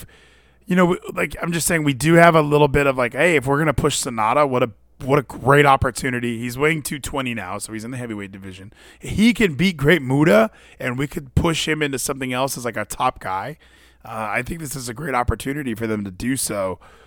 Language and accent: English; United States; as the American